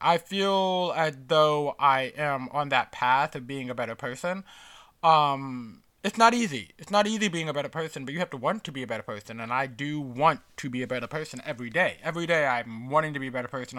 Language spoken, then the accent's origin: English; New York City, New York, United States; as a New Yorker